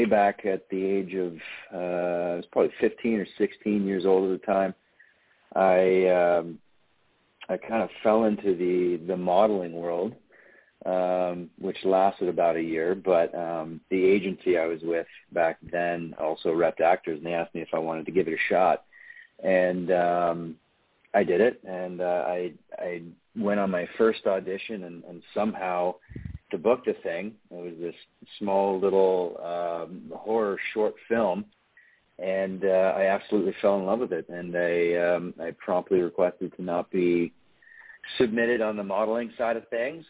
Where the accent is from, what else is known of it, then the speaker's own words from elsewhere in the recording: Ottawa, Ontario, Canada; I grew up in Ottawa, Ontario, Canada, just outside of it in a very small town